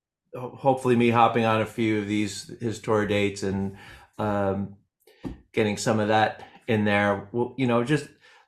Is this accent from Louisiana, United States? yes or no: no; Hudson Valley, New York, United States; I'm from the Hudson Valley. I know people think I'm from New Jersey